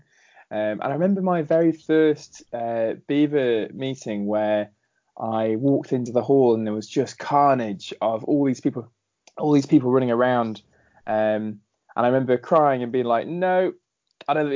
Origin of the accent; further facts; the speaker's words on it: Ballasalla, Isle of Man; moved away; I grew up on the Isle of Man